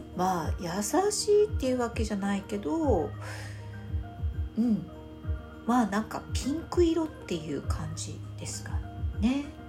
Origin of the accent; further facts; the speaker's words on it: Fukuoka, Japan; 私は福岡出身なので